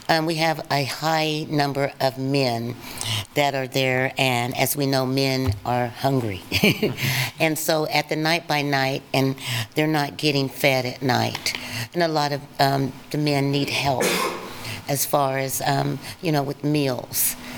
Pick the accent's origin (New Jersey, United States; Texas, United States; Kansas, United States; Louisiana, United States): Kansas, United States; Fort Scott; I was born and raised in Fort Scott, Kansas, a small rural town. I came to Lawrence, Kansas in 1980 and studied at the University of Kansas in the nursing department.